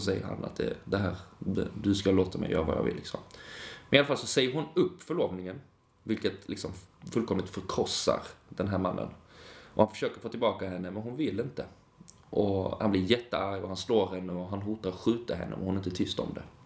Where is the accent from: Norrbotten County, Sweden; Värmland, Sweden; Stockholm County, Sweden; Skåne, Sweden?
Skåne, Sweden; Lund; jag är från Lund